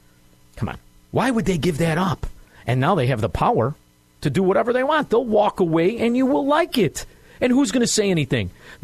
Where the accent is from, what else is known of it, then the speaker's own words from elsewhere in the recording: Chicago, Illinois, United States; I'm from Chicago, Illinois, brother. Cook County. Cook County.